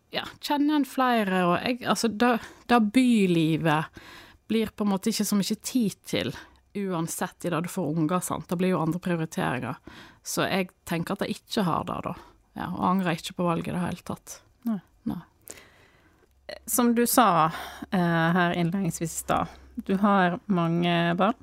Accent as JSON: {"language": "Norwegian", "town": "Askvoll", "region": "Vestland", "country": "Norway", "also_born_or_lived": "Dale i Sunnfjord", "moved": "yes", "lives_now": "Dale, Norway", "said": "Jeg er fra Askvoll"}